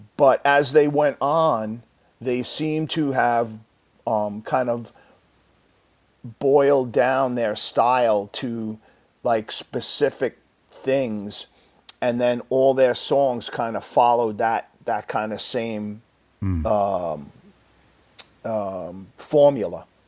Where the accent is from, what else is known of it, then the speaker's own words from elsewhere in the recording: Deer Park, New York, United States; I grew up in in Long Island, New York, a little town called Deer Park